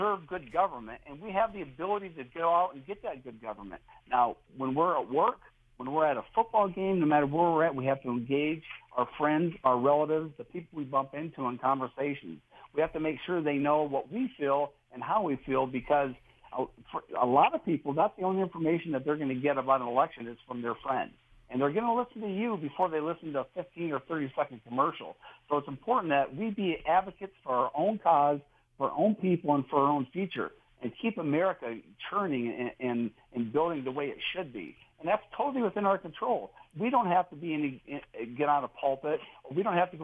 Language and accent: English; Erie, Pennsylvania, United States; I grew up in near Erie, Pennsylvania, northwestern Pennsylvania